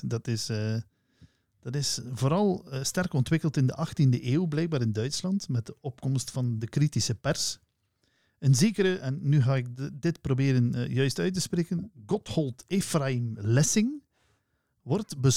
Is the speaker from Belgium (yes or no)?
yes; Flanders, Belgium; we zijn wel Vlamingen